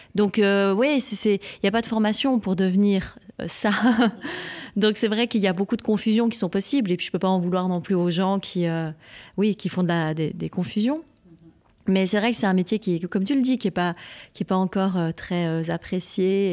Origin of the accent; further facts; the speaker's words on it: French-speaking Switzerland, Romandy, Switzerland; je suis Suisse romande et j'aime mon pays